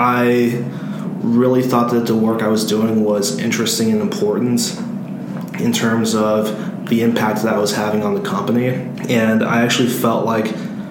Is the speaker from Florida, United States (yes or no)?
no; Louisville, Kentucky, United States; I am a senior from Louisville, Kentucky